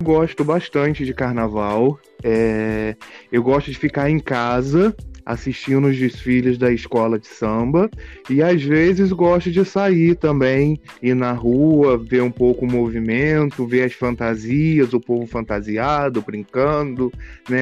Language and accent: Portuguese; Nova Friburgo, Rio de Janeiro, Brazil; also born or lived in Rio das Ostras; sou de Nova Friburgo